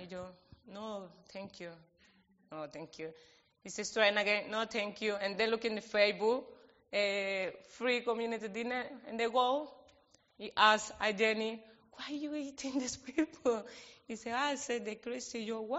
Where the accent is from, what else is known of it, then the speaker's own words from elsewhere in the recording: Colombia; English is a second language; moved away as an adult; also born or lived in Cuenca, Ecuador / Auckland, New Zealand; now in Wellington, New Zealand; I'm from Colombia. refugee people. I stayed in Auckland for 2 months and then coming here, Wellington.